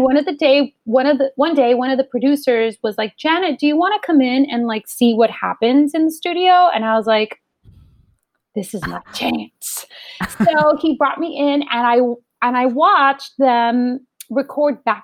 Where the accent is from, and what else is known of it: Los Angeles, California, United States; born or raised there